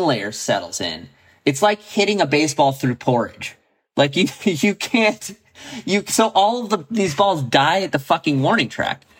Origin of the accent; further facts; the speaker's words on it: San Diego, California, United States; I grew up in San Diego.